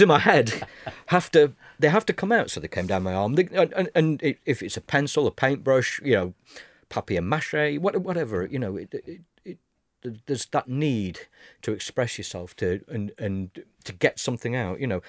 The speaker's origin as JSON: {"language": "English", "country": "United Kingdom", "said": "as British"}